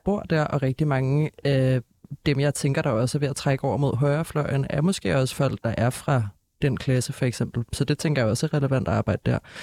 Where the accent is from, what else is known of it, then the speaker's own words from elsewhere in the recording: Copenhagen, Capital Region of Denmark, Denmark; jeg er jo altså, født og opvokset her i København